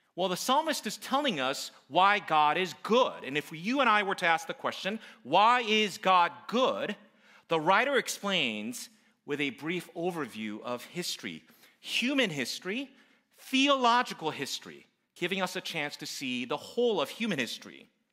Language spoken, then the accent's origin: English; United States; I'm Korean American by my background